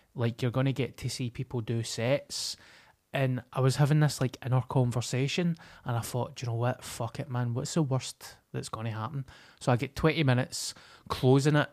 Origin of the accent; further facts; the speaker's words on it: Glasgow, Scotland, United Kingdom; I come from Glasgow.